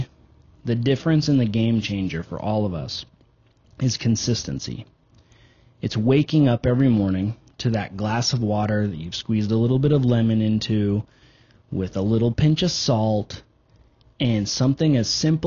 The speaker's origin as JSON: {"language": "English", "country": "United States", "said": "we're American"}